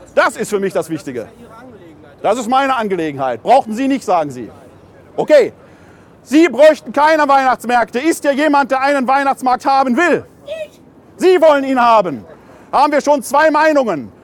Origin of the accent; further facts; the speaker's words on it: Ruhr area, North Rhine-Westphalia, Germany; aus meiner Heimat im Ruhrgebiet